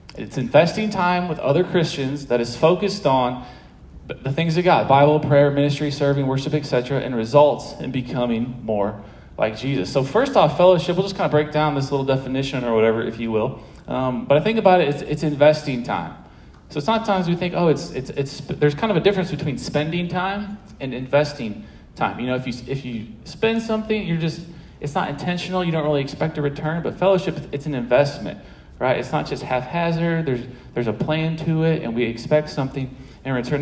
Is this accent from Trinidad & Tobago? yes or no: no; St. Louis, Missouri, United States; moved away as an adult; also born or lived in Manhattan, Kansas; now in Maryville, United States; I'm from St. Louis.